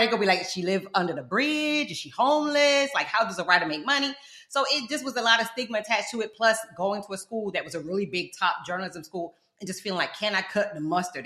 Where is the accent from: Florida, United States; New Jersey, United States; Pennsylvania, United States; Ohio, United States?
Florida, United States; South; also born or lived in London, United Kingdom / Fort Lauderdale; I'm from South Florida. That's where this accent come from